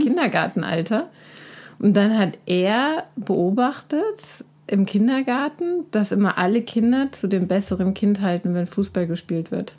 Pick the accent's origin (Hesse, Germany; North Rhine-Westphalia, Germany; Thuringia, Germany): Hesse, Germany; Ödelsheim; moved away; das Kaff Ödelsheim. Ne, wo ich herkomme, im Weserbergland, Middle of Nowhere in, in Deutschland